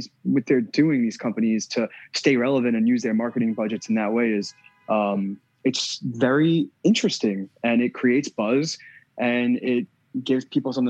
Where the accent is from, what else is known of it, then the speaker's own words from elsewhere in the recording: Long Island, New York, United States; growing up on Long Island